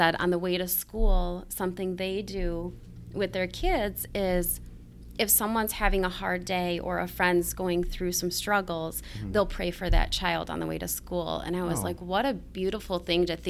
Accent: Tawas City, Michigan, United States; I grew up in Tawas City, Michigan.

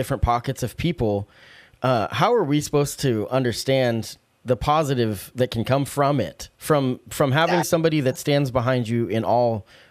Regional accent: Salem, United States; Growing up in Salem

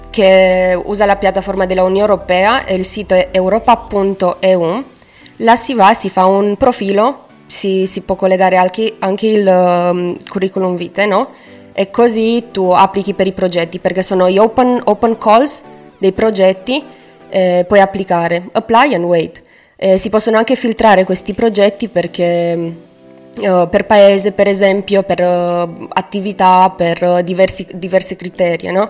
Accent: Romania; Italian is a second language; moved away as an adult; now in Pescara, Italy; Io sono di Romania, eh, faccio anche io come, come, gli altri volontari il volontariato europeo qua a Pescara.

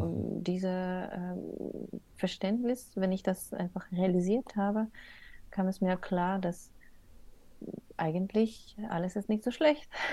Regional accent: Odesa, Odesa Oblast, Ukraine; first language Russian; German is a second language; moved away as an adult; now in Germany; ich komme aus Odessa, wo Russisch wird meistens gesprochen.

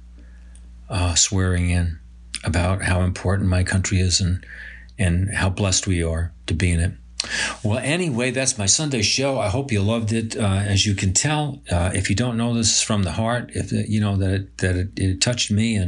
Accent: Binghamton, New York, United States; proud to be a resident of Binghamton

